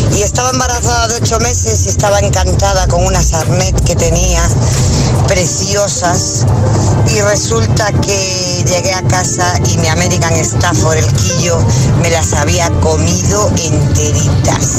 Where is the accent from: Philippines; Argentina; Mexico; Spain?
Spain; Vigo, Galicia; moved away as an adult; now in Ibiza, Spain; de Vigo y ahora mismo en Ibiza trabajando